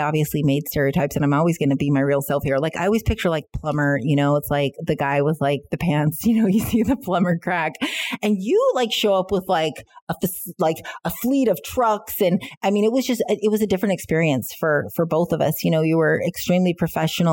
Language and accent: English; United States; now in Canada; being an American and not living and growing up in Canada, I don't have the roots here